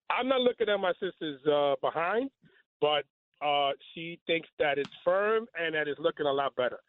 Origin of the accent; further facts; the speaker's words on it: New York City, New York, United States; I just want to say I'm from the Bronx.